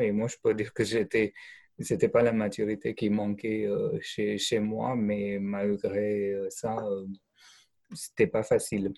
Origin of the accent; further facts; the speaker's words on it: India; French is a second language; moved away; je viens d'Inde